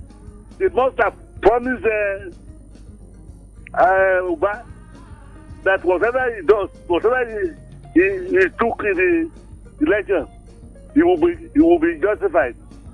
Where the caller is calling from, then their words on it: Ifaki, Ekiti, Nigeria; from Ifaki.